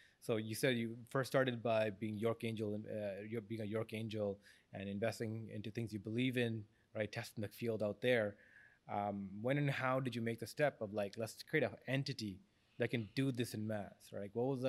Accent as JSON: {"language": "English", "town": "Jaffna", "region": "Northern Province", "country": "Sri Lanka", "tie": "born or raised there", "moved": "yes", "said": "I was born in Jaffna as well."}